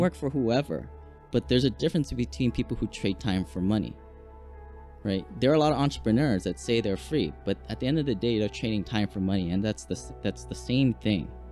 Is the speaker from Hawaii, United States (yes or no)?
yes; Hawaii, United States; also born or lived in Washington; I grew up here in Hawaii, went to school, University of Washington, became an engineer